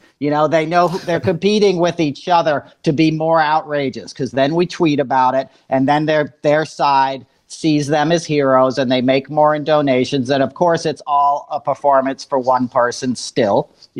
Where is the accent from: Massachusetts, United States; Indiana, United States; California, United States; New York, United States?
New York, United States; Well, you know, as a New Yorker